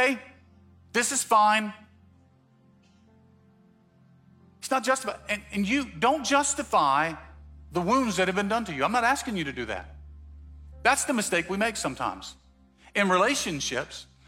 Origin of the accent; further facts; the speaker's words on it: Mississippi, United States; I'm from Mississippi.